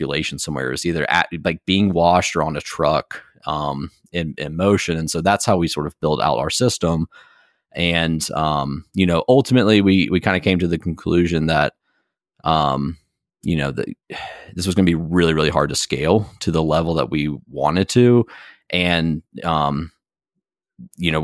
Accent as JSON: {"language": "English", "town": "Blowing Rock", "region": "North Carolina", "country": "United States", "tie": "born or raised there", "also_born_or_lived": "Durham, North Carolina", "moved": "as an adult", "said": "me growing up here"}